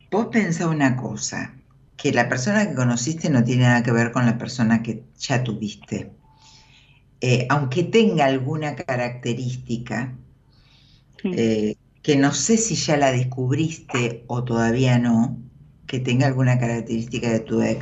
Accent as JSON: {"language": "Spanish", "country": "Argentina", "said": "De Buenos Aires."}